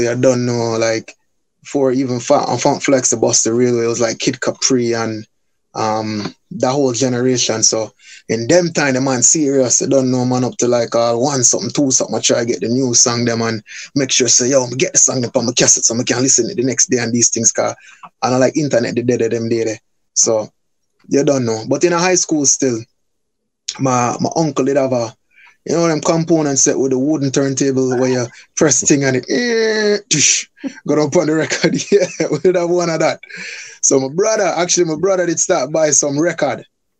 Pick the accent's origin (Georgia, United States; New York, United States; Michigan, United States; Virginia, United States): New York, United States; Bronx; also born or lived in Jamaica; Born in Jamaica still, but then don't know, the family did migrate. So basically when I was 3 years old, I moved to the Bronx. So basically from 3 years old up until I was about 11, I did New York